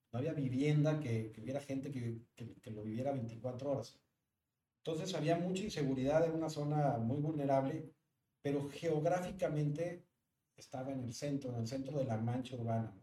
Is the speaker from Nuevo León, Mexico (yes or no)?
yes; Monterrey, Nuevo León, Mexico